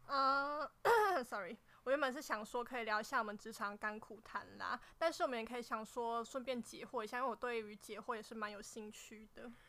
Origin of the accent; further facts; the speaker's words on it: Nantou County, Taiwan; 我是来自南投的